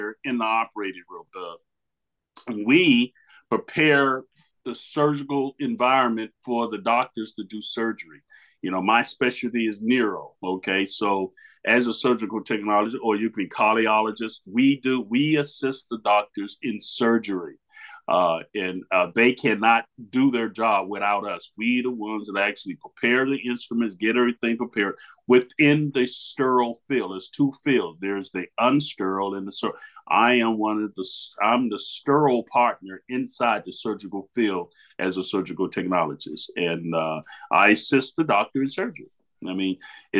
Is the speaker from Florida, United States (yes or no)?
yes; Miami, Florida, United States; now in Louisville, United States; I'm originally from Miami, Florida.